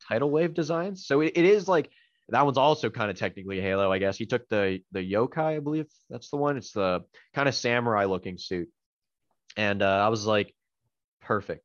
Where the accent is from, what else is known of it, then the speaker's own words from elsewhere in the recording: Canada; I'm Canadian